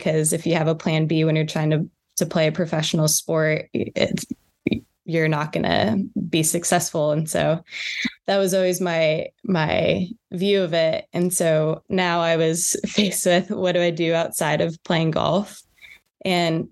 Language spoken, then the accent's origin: English; Northern California, United States; moved away as an adult; also born or lived in Evanston, Illinois / Frisco, Texas; I grew up in Northern California.